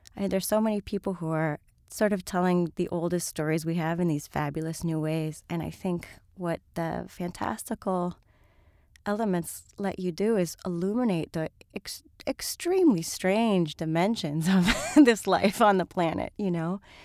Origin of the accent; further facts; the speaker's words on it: Miami, Florida, United States; moved away; I grew up in Miami